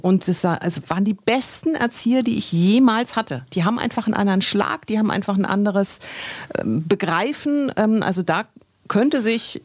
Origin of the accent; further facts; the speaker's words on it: Erlangen, Bavaria, Germany; ich komme ja aus Bayern, also Erlangen ist ja eigentlich Franken, nicht Bayern.